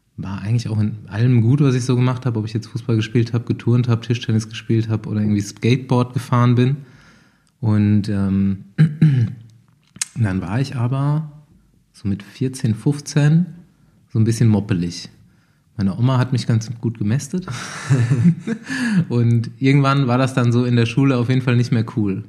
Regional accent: Bavaria, Germany; also born or lived in Hanau, Hesse; ich komme ja also aus dem Spessart oder vom Rand vom Spessart, also es ist auch mhm. ganz schön bei uns

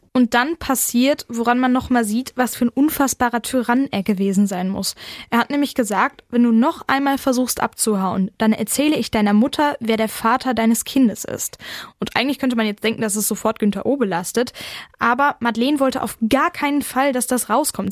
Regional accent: Ruhr area, North Rhine-Westphalia, Germany; hier bei uns im Ruhrgebiet

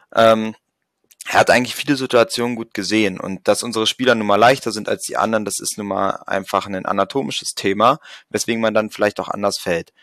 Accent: Magdeburg, Saxony-Anhalt, Germany; als Magdeburger

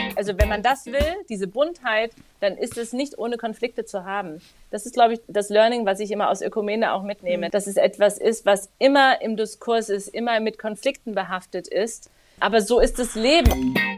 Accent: Dresden, Saxony, Germany; moved away as an adult; also born or lived in Asunción, Paraguay; Ich komme aus Dresden gebürtig

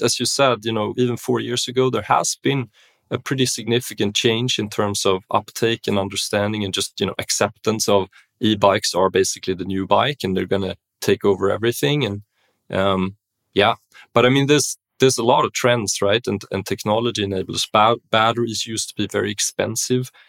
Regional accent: Stockholm, Stockholm County, Sweden; moved away; also born or lived in Berlin; I grew up in Stockholm, um, Sweden, you know, b-, born and raised

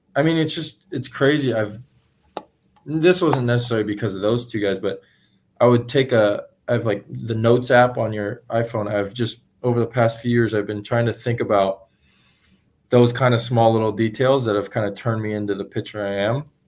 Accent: San Francisco Giants hometown, California, United States; the Giants, though, because that's my hometown team.

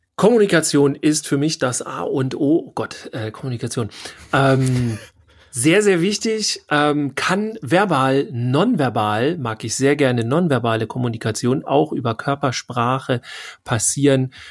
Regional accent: Northern Germany, Germany; Wir kommen ja aus dem hohen Norden

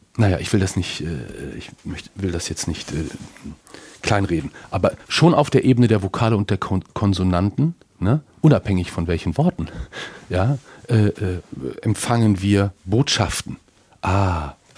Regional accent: Bielefeld, North Rhine-Westphalia, Germany; moved away; also born or lived in Hamburg; als Bielefelder, der ich bin

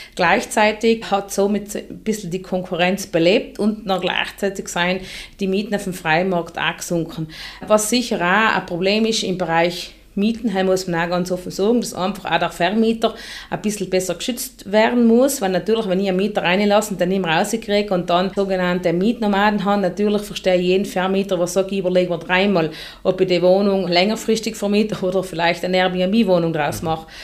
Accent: South Tyrol, Trentino-Alto Adige, Italy

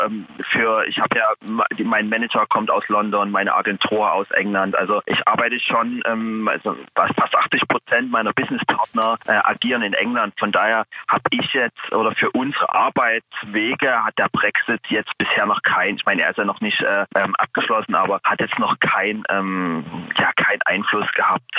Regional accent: East Germany, Germany; ich komme ja aus, aus dem Osten Deutschlands

